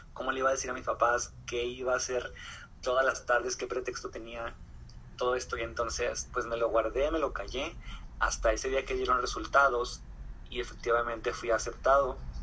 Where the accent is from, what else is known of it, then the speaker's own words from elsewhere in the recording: Torreón, Coahuila, Mexico; soy de Torreón Coahuila soy, eh, soy un artista local